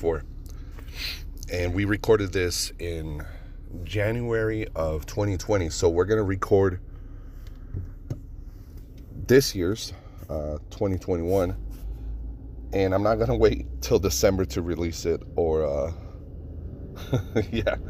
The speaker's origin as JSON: {"language": "English", "town": "Reno", "region": "Nevada", "country": "United States", "tie": "born or raised there", "moved": "yes", "said": "anytime I go back to Reno, I get to see all my local friends, all my childhood friends, my hometown"}